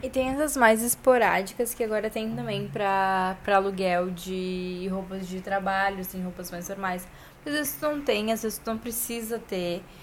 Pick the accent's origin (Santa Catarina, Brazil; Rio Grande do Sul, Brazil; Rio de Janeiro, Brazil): Rio Grande do Sul, Brazil; Porto Alegre; accent: gaúcho; ele fica muito chocado com o nosso sotaque